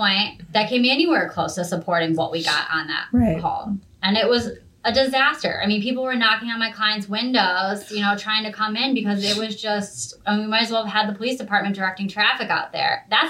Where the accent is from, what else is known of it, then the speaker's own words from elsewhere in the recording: Grafton, Ohio, United States; my hometown is Grafton.